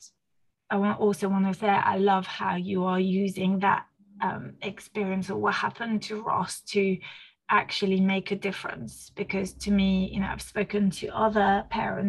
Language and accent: English; France; first language French; English is a second language; now in United Kingdom; I was born in France, you know, raised in France, using French as my mother tongue